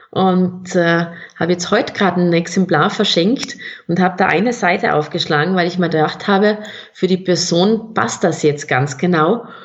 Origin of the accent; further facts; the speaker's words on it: South Tyrol, Italy; accent: South Tyrolean; Ich hoffe, es haben alle meinen Südtiroler Dialekt verstanden